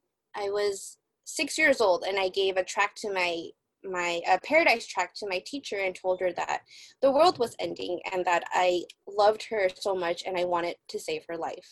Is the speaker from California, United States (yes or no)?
yes; San Francisco, California, United States; I am born and raised in San Francisco, California, United States